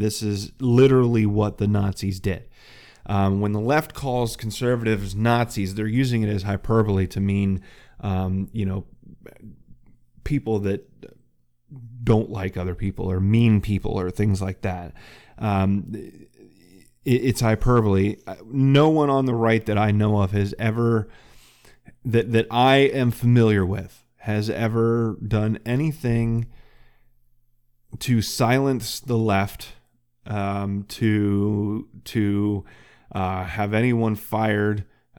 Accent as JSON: {"language": "English", "town": "Muncie", "region": "Pennsylvania", "country": "United States", "said": "I'm some schmuck from Muncie, Pennsylvania."}